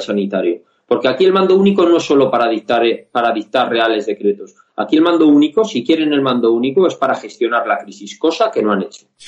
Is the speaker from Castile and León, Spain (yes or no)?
yes; Castile and León, Spain; En Castilla y León, de donde soy yo